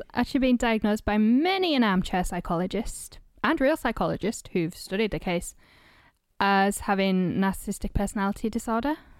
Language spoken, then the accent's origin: English; North East England, United Kingdom; moved away; my hometown in northeast England, where I am right now